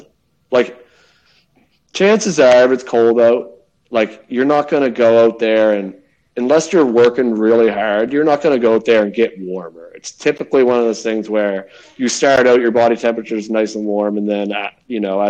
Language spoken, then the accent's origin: English; Nova Scotia, Canada; I was born in Canada